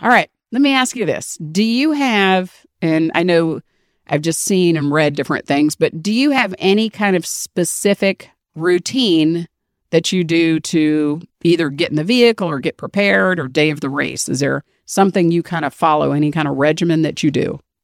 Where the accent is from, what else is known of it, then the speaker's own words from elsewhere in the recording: Washington, District of Columbia, United States; I'm from D C, born and raised